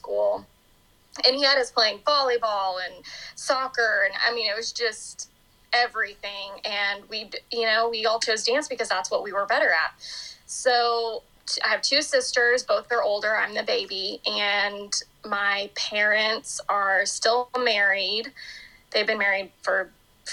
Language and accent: English; Norman, Oklahoma, United States; now in Oklahoma City, United States; I grew up in Norman, Oklahoma, and I live in Oklahoma City now